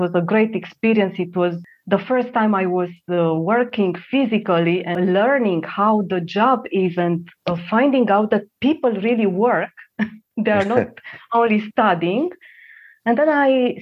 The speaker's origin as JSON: {"language": "English", "region": "Transylvania", "country": "Romania", "tie": "born or raised there", "second_language": "English", "moved": "as an adult", "said": "I was born in Romania in the communist period of time"}